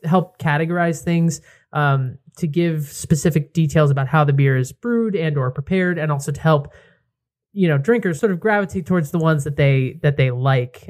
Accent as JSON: {"language": "English", "region": "Connecticut", "country": "United States", "said": "I'm from Connecticut. I'm right near New Haven"}